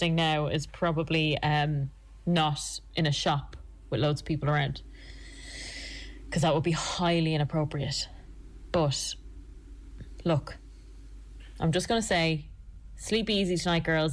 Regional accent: Ireland

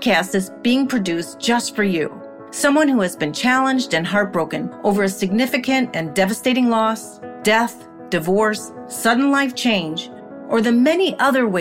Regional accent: Chicago, Illinois, United States; moved away as an adult; now in Los Angeles, United States; I was from Chicago. I was living in Chicago

